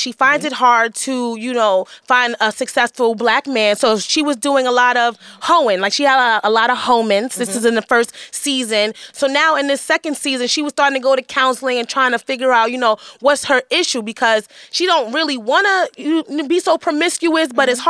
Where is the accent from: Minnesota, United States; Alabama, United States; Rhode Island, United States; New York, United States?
New York, United States; Well, I grew up in Hell's Kitchen, so I never seen it, so I'm amused.